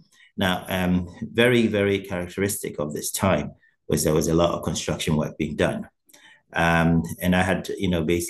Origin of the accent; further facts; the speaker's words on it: Germany; moved away as an adult; now in Ireland; I came to Ireland a couple of years ago, a bit over a decade ago. I came from Germany, where I basically grew up and had my primary education and secondary, as well as my initial tertiary education. I moved to Ireland.